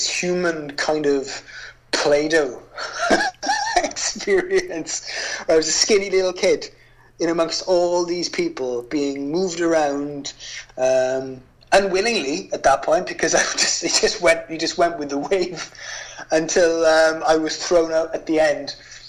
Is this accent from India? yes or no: no; hometown near Cardiff and Newport, Wales, United Kingdom; I had just opened a record store in my hometown